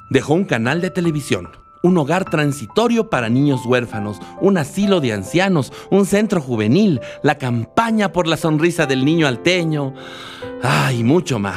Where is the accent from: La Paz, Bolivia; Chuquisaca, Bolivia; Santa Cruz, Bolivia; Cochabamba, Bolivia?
La Paz, Bolivia; born there; now in El Alto, Bolivia; Pero como un boliviano paseño de nacimiento, alteño de residencia y aymara de alma y corazón se interesó por Alemania?